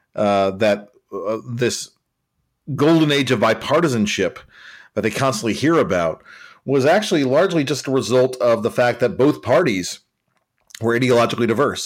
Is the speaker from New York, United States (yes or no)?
no; Nashville, Tennessee, United States; Nashville holds a special place in my heart 'cause I'm from Nashville.